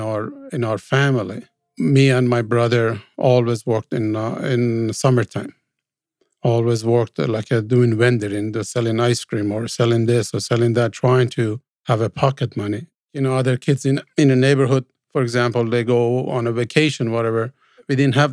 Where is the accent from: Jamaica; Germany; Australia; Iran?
Iran; Tehran, Tehran Province; moved away as an adult; also born or lived in Spain; I was born in Iran, in Tehran